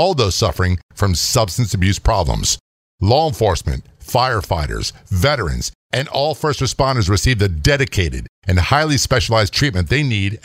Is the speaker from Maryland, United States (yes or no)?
yes; Maryland, United States; moved away; also born or lived in Baltimore; my home state, my old stomping grounds, the state of Maryland